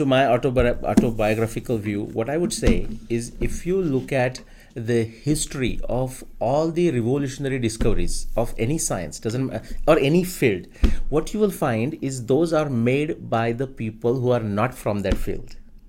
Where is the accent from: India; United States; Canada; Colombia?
India; moved away; My background coming into this was obviously going back to growing up in India.